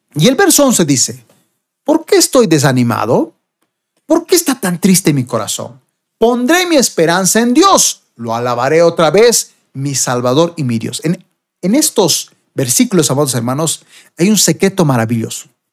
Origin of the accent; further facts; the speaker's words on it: Bolivia; acá en mi país, Bolivia